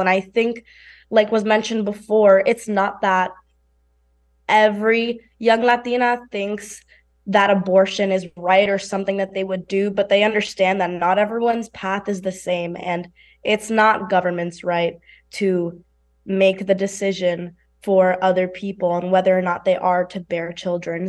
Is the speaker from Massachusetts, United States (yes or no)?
no; New York City, New York, United States; I come from New York City, which we know is a very highly industrial space